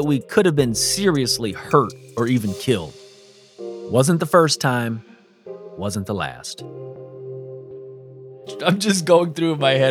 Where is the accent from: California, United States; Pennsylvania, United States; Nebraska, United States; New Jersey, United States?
California, United States; Sunnymead; growing up in Sunny Mead in the 80s and 90s